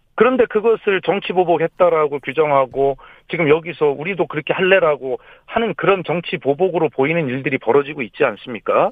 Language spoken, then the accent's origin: Korean; Gongju, South Chungcheong, South Korea; 제 고향 충남 공주에 와서